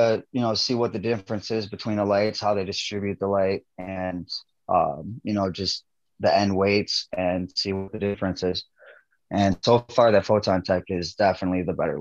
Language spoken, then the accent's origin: English; right by Michigan, Midwest, United States; I'm from the Midwest, right by Michigan.